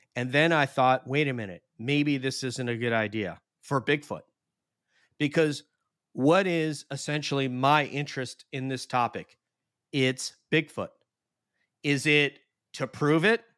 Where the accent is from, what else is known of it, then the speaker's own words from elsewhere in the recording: Sullivan County, New York, United States; I'm from Sullivan County, New York